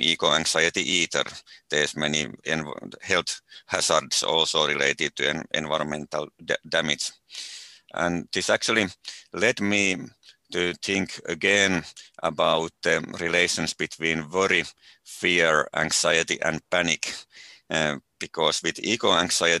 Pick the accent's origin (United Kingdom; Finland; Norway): Finland; mostly in my home country